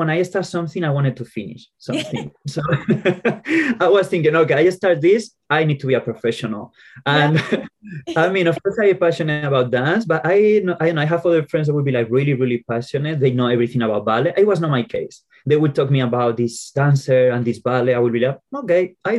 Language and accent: English; Colmenar Viejo, Community of Madrid, Spain; English is a second language; moved away; I grew up in this little town